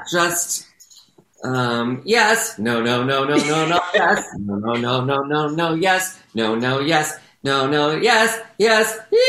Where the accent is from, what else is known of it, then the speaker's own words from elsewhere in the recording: Southern California, United States; I grew up here in Southern California